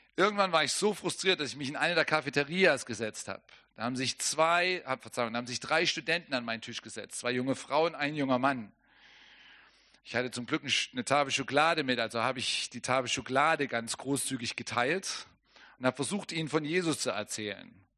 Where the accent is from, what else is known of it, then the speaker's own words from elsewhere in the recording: Germany; für mich als Deutscher